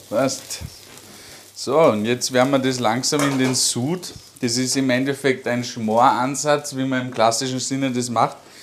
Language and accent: German; Lungau, Salzburg, Austria; bei uns im Lungau